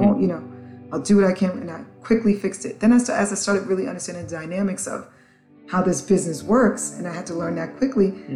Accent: New York City, New York, United States; also born or lived in Antigua / St. Croix; I grew up in the South Bronx, so I grew up where hip hop was born

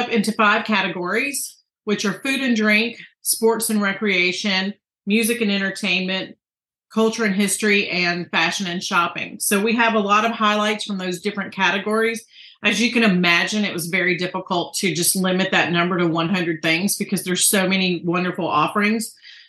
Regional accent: Marietta, Georgia, United States; moved away as an adult; now in Ellijay, United States; So I moved to the North Georgia Mountains 21 years ago when I got married. I grew up in Marietta

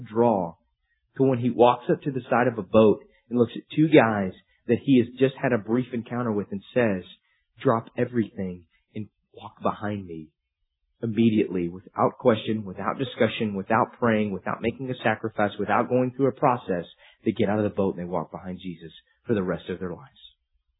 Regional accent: Amarillo, Texas, United States; moved away as an adult; I grew up in Amarillo

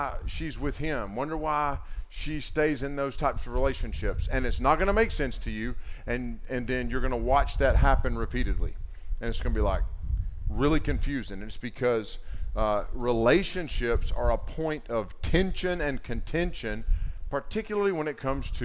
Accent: Waynesville, North Carolina, United States; my hometown of Waynesville, North Carolina

